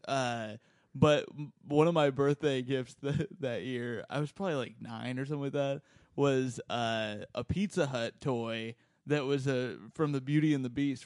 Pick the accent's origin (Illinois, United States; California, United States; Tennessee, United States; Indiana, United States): Indiana, United States; I'm from Indiana